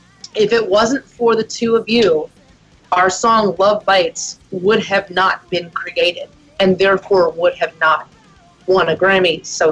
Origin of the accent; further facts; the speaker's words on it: Pennsylvania, United States; moved away as an adult; now in Nashville, United States; We grew up in Pennsylvania